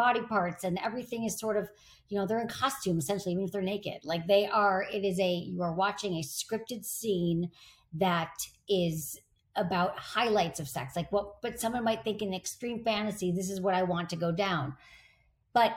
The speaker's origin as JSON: {"language": "English", "region": "Michigan", "country": "United States", "tie": "born or raised there", "said": "I grew up in Michigan"}